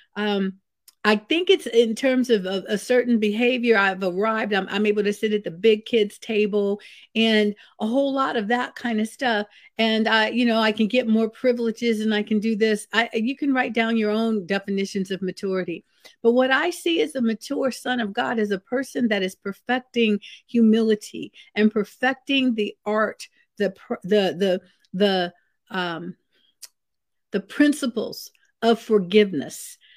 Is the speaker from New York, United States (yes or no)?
no; Vallejo, California, United States; where I grew up in Vallejo, California, I lived in a house with my grandmother for a lot of my, uh, growing up years